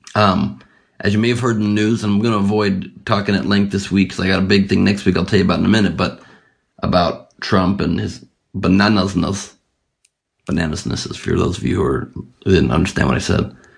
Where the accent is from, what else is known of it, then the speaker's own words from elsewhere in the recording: Los Angeles, California, United States; Los Angeles, my hometown